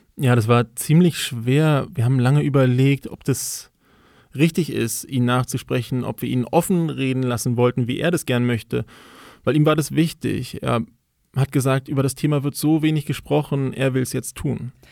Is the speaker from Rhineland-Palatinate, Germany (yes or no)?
no; Berlin, Germany; Also ich bin in Berlin aufgewachsen